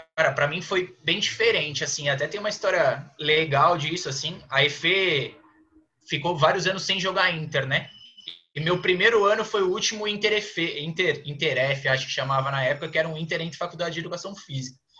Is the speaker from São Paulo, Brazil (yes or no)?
yes; Praia Grande, São Paulo, Brazil; moved away as an adult; now in São Paulo, Brazil; eu sou lá da Praia Grande, da Baixada Santista, então sempre joguei por lá